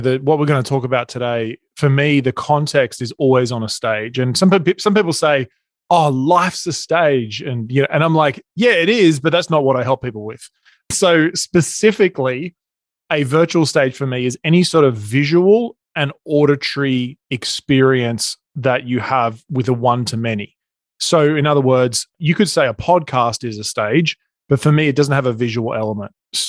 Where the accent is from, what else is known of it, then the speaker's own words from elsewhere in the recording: Australia; accent: Australian; moved away as an adult; now in Newport Beach, United States; So you can probably hear my accent. I'm Australian. We live in Newport Beach in California. We moved here about 4 years ago.